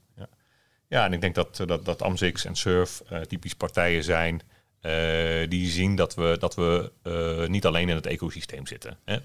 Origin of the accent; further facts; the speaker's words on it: Netherlands; mijn trots Nederlanderschap